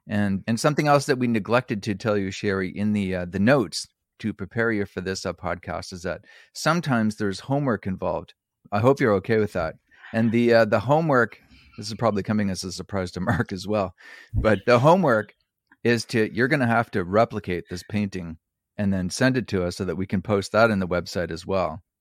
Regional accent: Prince Edward Island, Canada; also born or lived in New Brunswick; I was born in New Brunswick, and, and raised in Prince Edward Island

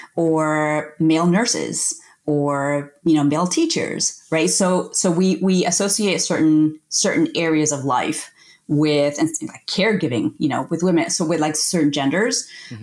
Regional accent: United States; born there; I am the first person in my family to be born in the United States. So I'm like the first generation American. My family is originally from Colombia

